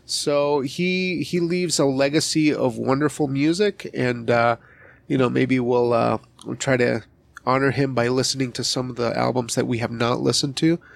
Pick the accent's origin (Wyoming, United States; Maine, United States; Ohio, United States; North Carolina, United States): Wyoming, United States; I was raised in Wyoming